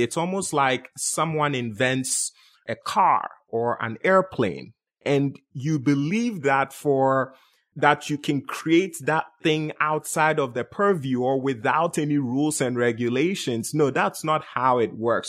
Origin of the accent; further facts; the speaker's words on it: Ghana; moved away as an adult; also born or lived in Bronx, New York; now in United States; Born and raised in Ghana, West Africa, came to the U S, and life for me started in Bronx, New York, around age eighteen.